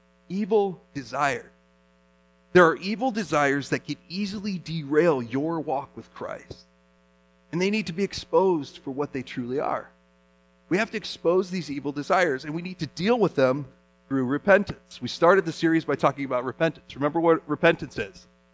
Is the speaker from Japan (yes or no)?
yes; Japan; You know, I grew up as a missionary kid in Japan, and we saw idols.